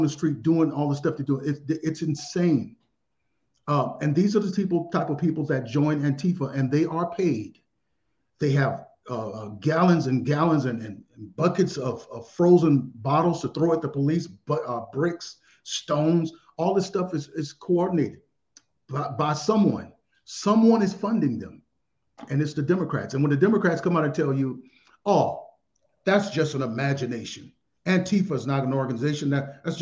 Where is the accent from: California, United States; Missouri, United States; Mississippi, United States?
Mississippi, United States; moved away; also born or lived in Arizona; So I was raised in Mississippi